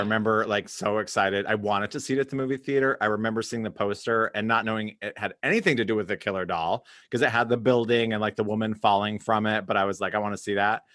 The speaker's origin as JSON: {"language": "English", "town": "Cody", "region": "Wyoming", "country": "United States", "tie": "born or raised there", "said": "I grew up in Cody, Wyoming."}